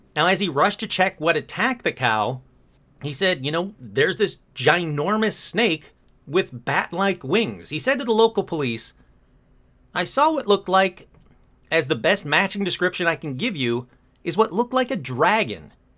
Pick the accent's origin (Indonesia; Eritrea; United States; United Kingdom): United States; Michigan; I'm from Michigan. I grew up in Michigan